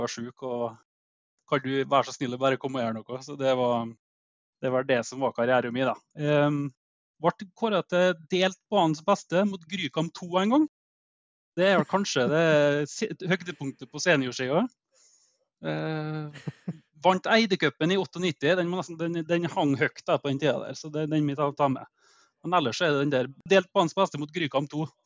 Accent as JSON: {"language": "Norwegian", "town": "Eide", "region": "Møre og Romsdal", "country": "Norway", "tie": "born or raised there", "lives_now": "Elnesvågen, Norway", "said": "jeg er født og oppvokst på Eide."}